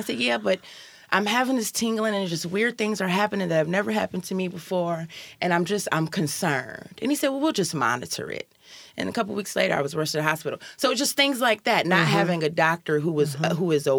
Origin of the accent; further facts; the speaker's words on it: Chicago, Illinois, United States; moved away as an adult; also born or lived in Seattle; now in Tacoma, United States; So I'm originally from Chicago. I'm from the South Side of Chicago.